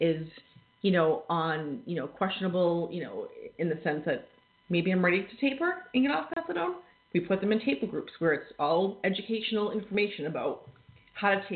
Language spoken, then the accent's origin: English; Massachusetts, United States; moved away as an adult; now in New Hampshire, United States; I am from Mass. I may live in New Hampshire now, but most of my experience in the field has been in Massachusetts